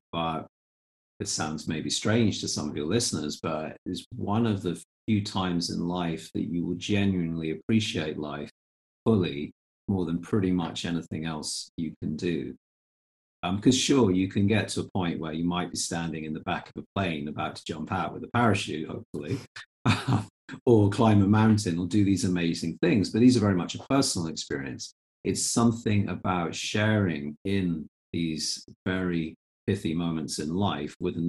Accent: Fife coastline, Scotland, United Kingdom; I have memories maybe as early as 4 years old and growing up on the Fife coastline

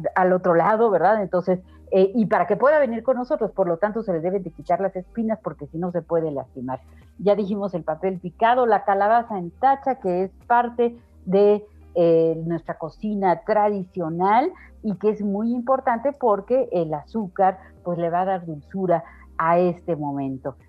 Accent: Mexico; como mexicanos, pues nuestro altar resulta muy, muy conmovedor

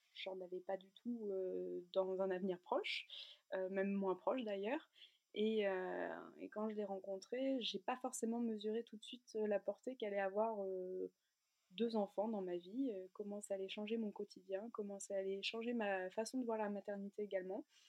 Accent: near Lille, Hauts-de-France, France; moved away as an adult; also born or lived in the Alps; on est originaire d'ici, à côté de Lille. On habitait jusqu'alors dans les Alpes

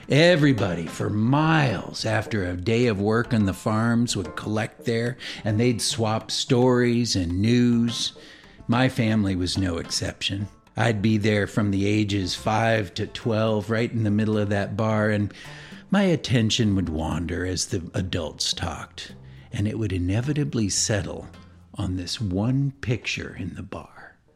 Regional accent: California, United States; So I grew up here in the Bay Area, but my family always kept a house in very rural southern Missouri, where my mother was from.

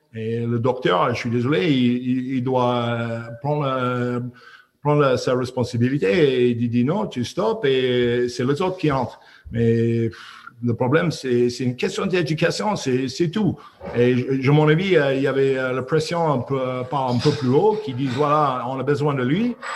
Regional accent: Squamish, British Columbia, Canada; French is a second language; moved away as an adult; also born or lived in Clermont-Ferrand / Oyonnax / Aix-en-Provence; c'est où j'ai grandi euh, à Squamish, euh, au côte ouest du Canada

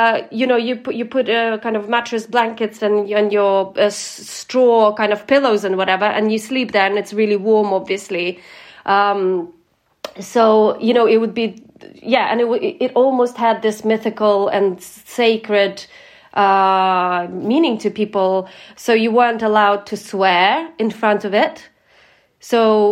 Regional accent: Ukraine; born or raised there

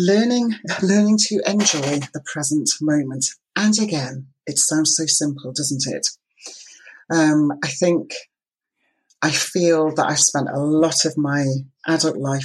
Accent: Isle of Lewis, Scotland, United Kingdom; I was brought up on the Isle of Lewis

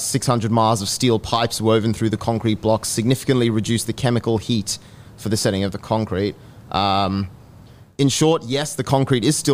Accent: Australia; I'm from Australia

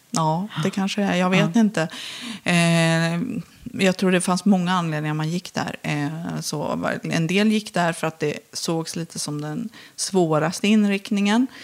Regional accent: Filipstad, Värmland, Sweden; Jag växte upp i Filipstad

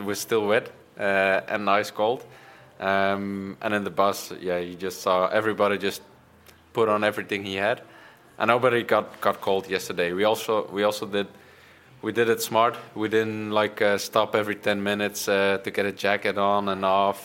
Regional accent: Bruges, Flanders, Belgium; I grew up in Bruges.

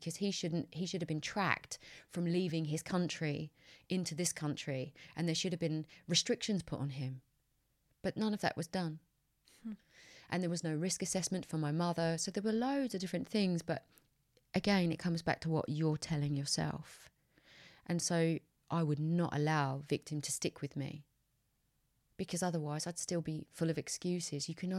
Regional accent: United Kingdom; I took for granted as a British white woman that my rights are safe.

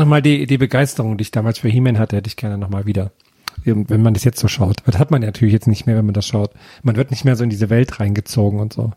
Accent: near the Storck works in the East, East Germany, Germany; Ich bin ja unweit der Storkwerke im Osten groß geworden

